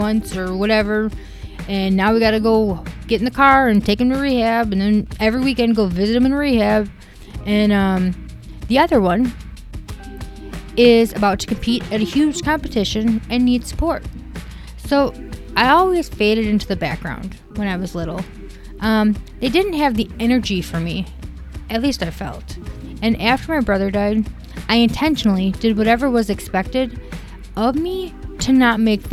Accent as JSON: {"language": "English", "region": "Wisconsin", "country": "United States", "tie": "born or raised there", "said": "I was born in Wisconsin"}